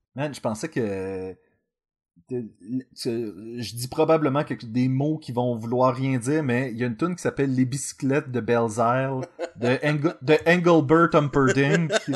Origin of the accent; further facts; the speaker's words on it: Quebec, Canada; nous sommes des Québécois